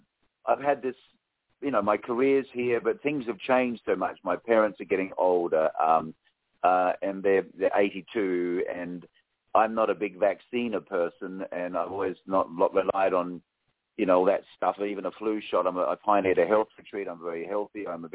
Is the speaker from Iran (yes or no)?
no; Australia; moved away as an adult; now in United States; I've been living here in America for 10 years, and I'm Australian.